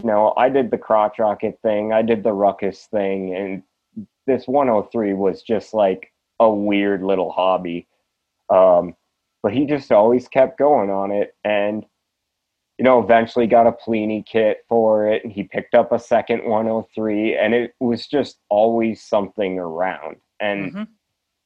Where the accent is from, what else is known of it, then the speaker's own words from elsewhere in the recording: Wisconsin, United States; also born or lived in Twin Cities, Minnesota; I was born in the Twin Cities, grew up in Wisconsin right across the border